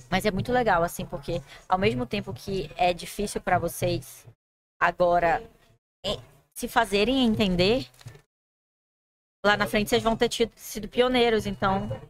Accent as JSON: {"language": "Portuguese", "town": "Manaus", "region": "Amazonas", "country": "Brazil", "said": "Todo lugar que eu chego, eu falo que eu sou de Manaus."}